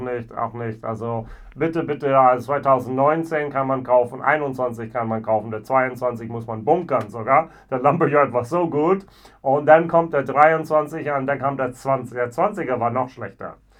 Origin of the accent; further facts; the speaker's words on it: Richmond, Virginia, United States; moved away; weil es meine Heimatstadt ist, aus Richmond, Virginia